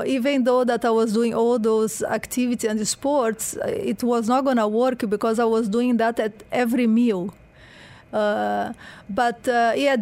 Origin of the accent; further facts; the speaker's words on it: Porto Alegre, Rio Grande do Sul, Brazil; English is a second language; moved away as an adult; also born or lived in Rio de Janeiro, Brazil / United Kingdom; now in Dubai, United Arab Emirates; I'm from Brazil. So then I born in Porto Alegre in the south. So I was doing all this crazy sport there.